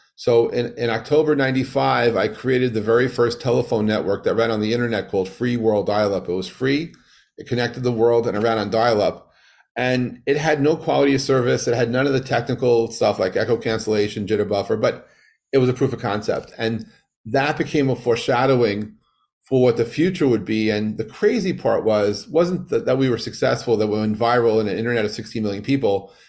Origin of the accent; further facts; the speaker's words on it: New York, United States; growing up in New York